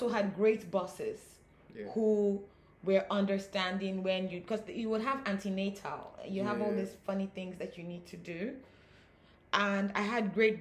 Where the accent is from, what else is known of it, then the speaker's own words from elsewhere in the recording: Nigeria; being African, with being Nigerian, with this culture